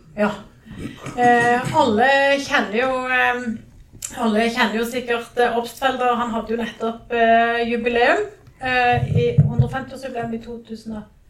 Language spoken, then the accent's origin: Norwegian; Jæren, Rogaland, Norway; jeg er fra Jæren